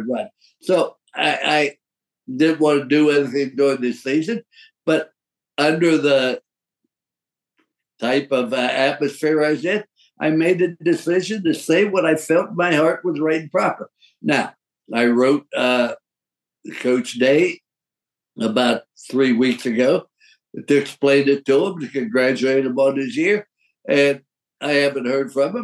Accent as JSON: {"language": "English", "region": "Ohio", "country": "United States", "tie": "born or raised there", "said": "I was raised in Ohio"}